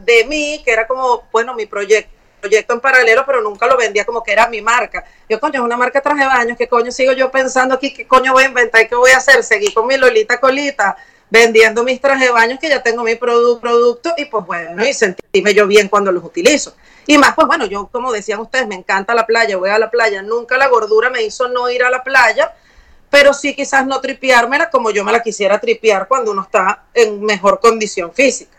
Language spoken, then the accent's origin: Spanish; Venezuela; moved away; nosotros como venezolanos